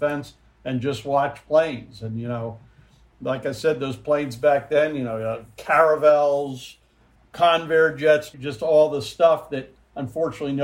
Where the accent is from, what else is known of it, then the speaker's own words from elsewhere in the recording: Philadelphia, Pennsylvania, United States; I grew up actually in the Philadelphia area